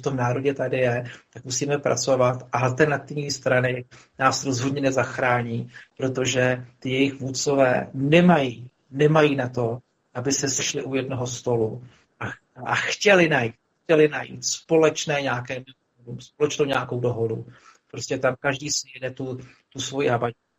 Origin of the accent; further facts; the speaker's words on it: Czechia; u nás v České republice